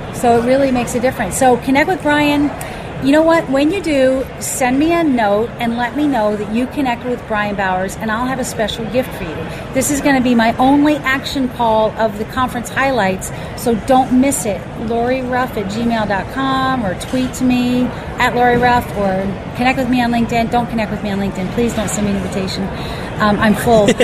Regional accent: Charlotte, North Carolina, United States; moved away as an adult; I grew up in Charlotte. I was there for like 24 years

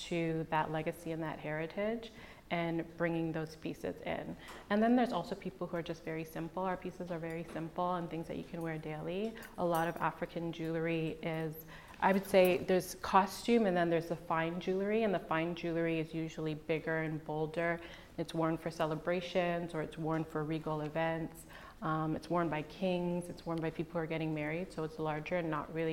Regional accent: Jamaica; that's the indigenous name for Jamaica. So that's where I'm from

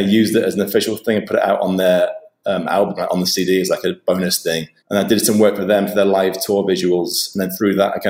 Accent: Nottingham, East Midlands, United Kingdom; moved away; also born or lived in London; Originally, I'm from Nottingham

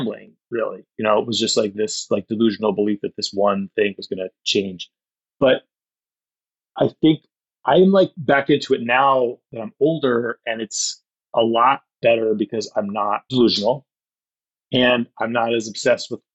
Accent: Ohio, United States; moved away as an adult; also born or lived in New York; now in Los Angeles, United States; I'm from Ohio, but the part of Ohio that like Hillbilly Elegy is set, those are my people

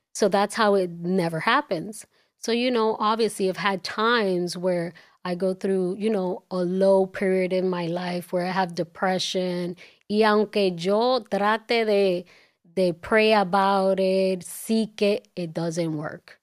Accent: New York City, New York, United States; also born or lived in Dominican Republic; growing up in Washington Heights

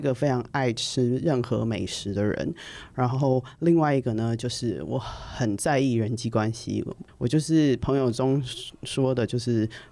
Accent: Taiwan; 我们台湾人

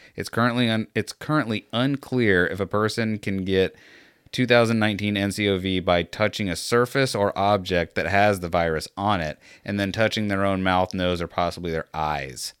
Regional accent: United States; I'm American

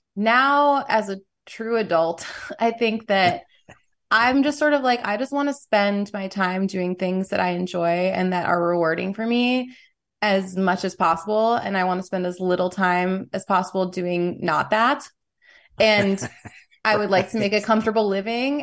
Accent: New York City, New York, United States; I grew up in New York City in the '90s

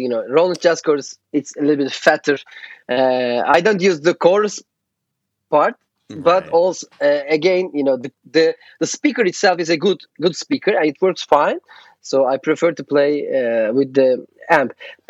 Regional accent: Istanbul, Turkey; English is a second language; growing up in Turkey, it means that you know, Istanbul is divided by the Bosphorus.

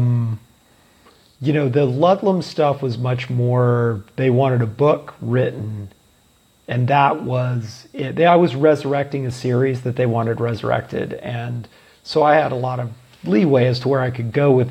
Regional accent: Oregon, United States; moved away; also born or lived in Baltimore, Maryland / Wyoming; I grew up in Oregon, but I was living in Baltimore at the time

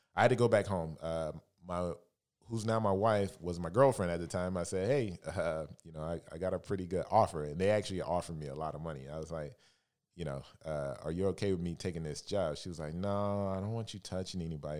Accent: Alabama, United States; moved away as an adult; also born or lived in San Francisco; now in Los Angeles, United States; I'm originally from Alabama, uh, born and raised

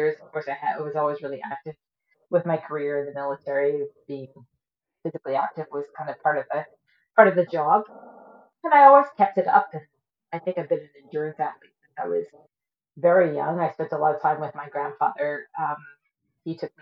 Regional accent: East Coast of Nova Scotia, Canada; moved away as an adult; also born or lived in Great Britain / Cold Lake, Alberta / St. Albert, Alberta; now in Cochrane, Canada; I was born in Great Britain. My family moved to Canada when I was a baby. I grew up on the East Coast of Nova Scotia. I lived there till I was about 20

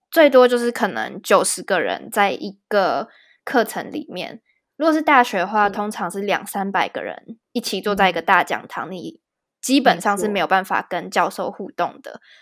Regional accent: Taiwan; moved away as an adult; also born or lived in Regensburg, Germany; now in Frankfurt, Germany; 对我们台湾人来说，就是 A B C D 是最简单的

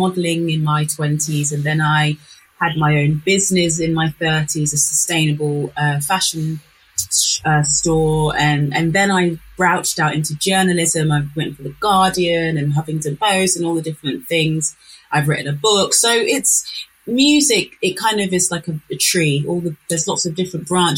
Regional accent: Northampton, East Midlands, United Kingdom; I'm from Northampton.

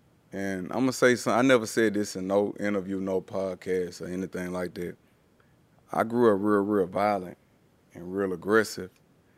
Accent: Louisiana, United States; It's a real racist place, like being in Louisiana, just being down South, period.

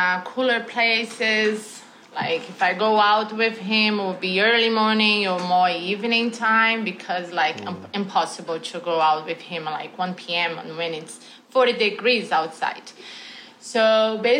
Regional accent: Brazil; moved away as an adult; also born or lived in Canada; now in Toronto, Canada; I am from Brazil. However, I've been living in this beautiful country, Canada, for 20 years. So I'll say half of my life

